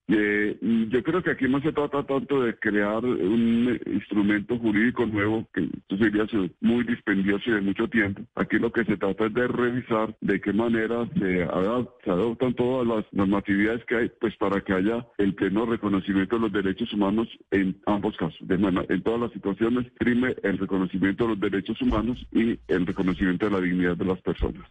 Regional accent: Colombia; como nación colombiana

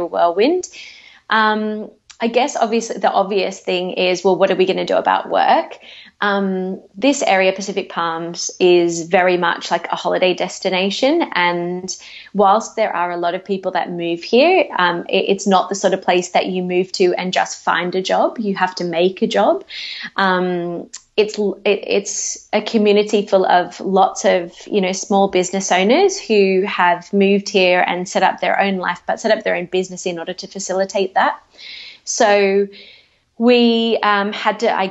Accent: Newcastle, New South Wales, Australia; moved away; also born or lived in United Kingdom / Sydney; So I'm originally from Newcastle, so I got back in touch with some people that I knew in the industry there

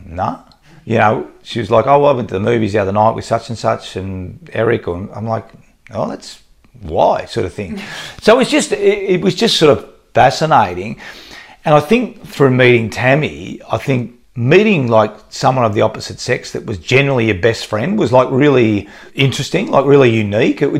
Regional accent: Australia; as a guy growing up in Australia

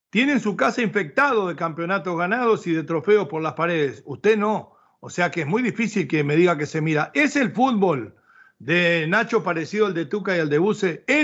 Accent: Monterrey, Nuevo León, Mexico; Monterrey, porque como somos medio gringos los regiomontanos, Monterrey, 28 puntos y primero.

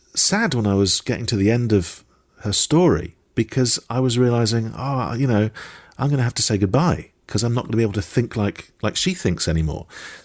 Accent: Dundee, Scotland, United Kingdom; I was born in Dundee. I am Scottish, and the Braeburn is one of our finest apples.

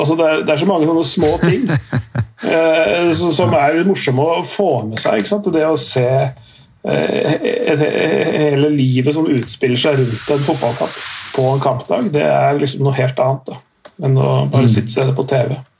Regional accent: Strømmen, Akershus, Norway; mitt eget lag, da, er, der jeg er fra, Strømmen IF

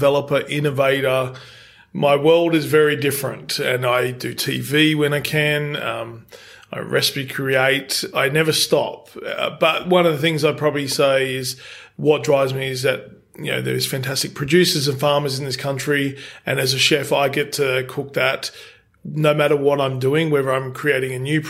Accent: Penrith, New South Wales, Australia; I'm from Penrith.

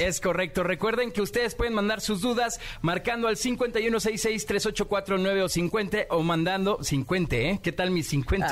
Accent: Mexico; de México

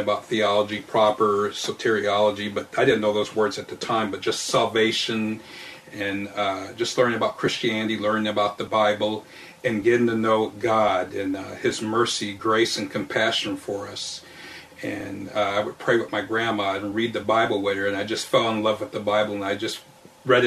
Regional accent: West Covina, California, United States; I grew up in West Covina.

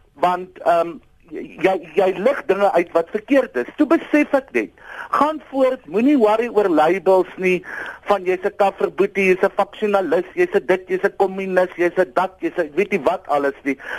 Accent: South Africa

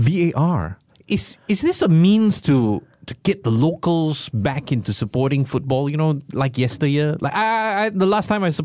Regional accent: Hougang, Singapore; This is a national thing, you know, and I grew up in Haugang, so I know the choice language.

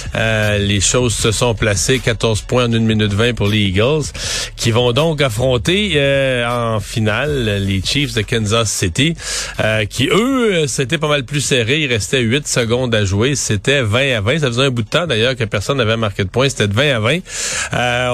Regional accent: Quebec, Canada; en tant que Québécois, en tant que Québécois francophone

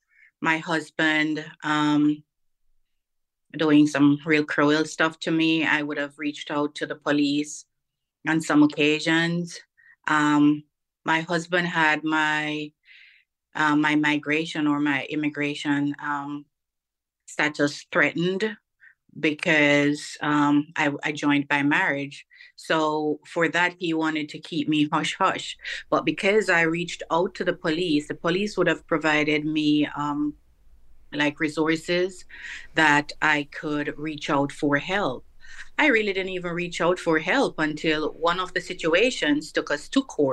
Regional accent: Jamaica; now in United States; Yes, I did have two children from my home country in Jamaica, so they migrated as well.

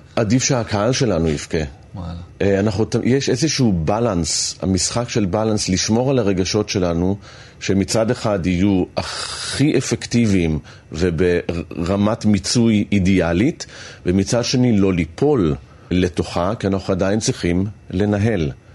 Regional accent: Holon, Tel Aviv District, Israel; בחדר שלי, בבית של ההורים בחולון

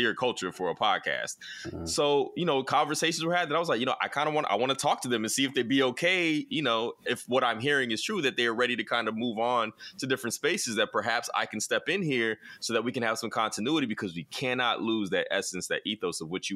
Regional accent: the South, United States; I'm a Southerner

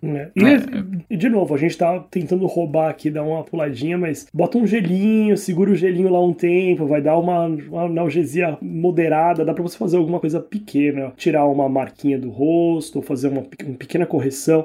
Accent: Brazil; moved away as an adult; now in Ireland; eu saí do Brasil, eu trabalho na Irlanda

